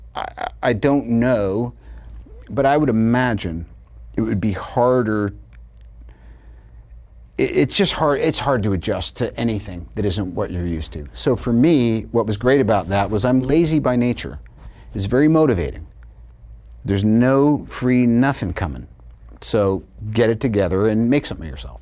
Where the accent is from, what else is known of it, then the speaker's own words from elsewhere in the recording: New York, United States; moved away; also born or lived in Long Island / California; I'm from New York